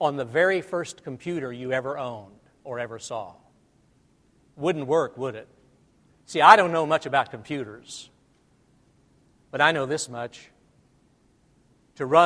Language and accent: English; Albany, Missouri, United States; moved away; growing up in North Missouri